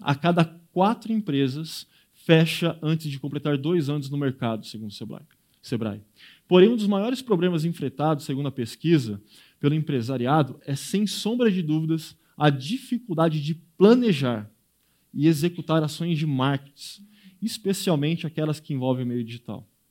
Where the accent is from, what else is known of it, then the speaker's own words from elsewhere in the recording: Brazil; nós, como brasileiros